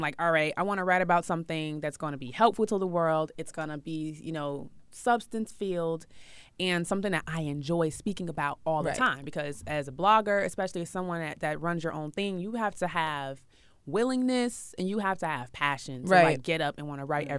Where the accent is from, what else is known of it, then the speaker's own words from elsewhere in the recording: Chicago, Illinois, United States; No, I'm from Chicago, the windy city.